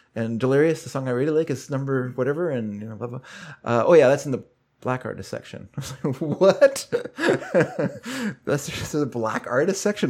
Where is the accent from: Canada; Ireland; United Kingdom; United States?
Canada; Vancouver, British Columbia; when I was a kid, I grew up here in Vancouver.